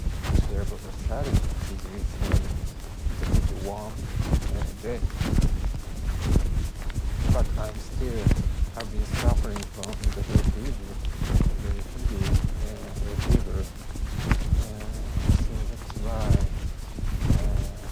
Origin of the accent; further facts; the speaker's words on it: Nagoya, Aichi, Japan; English is a second language; moved away as an adult; now in Fukushima Prefecture, Japan; the Nagoya city where my hometown and my house is